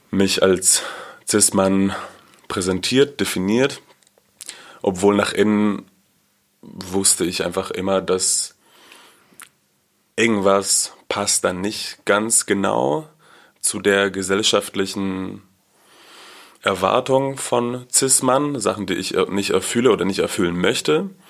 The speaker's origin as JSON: {"language": "German", "town": "Haifa", "region": "Haifa District", "country": "Israel", "said": "Ich komme aus Israel, aus Haifa und ich bin in einer schon sehr liberalen Familie aufgewachsen, auch eher linkspolitisch"}